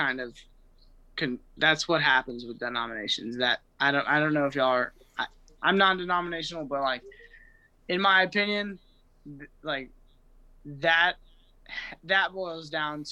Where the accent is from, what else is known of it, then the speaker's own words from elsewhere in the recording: Austin, Texas, United States; I'm from Austin, Texas